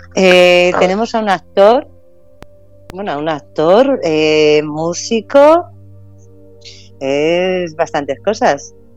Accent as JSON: {"language": "Spanish", "region": "Castilla-La Mancha", "country": "Spain", "said": "por ser manchega"}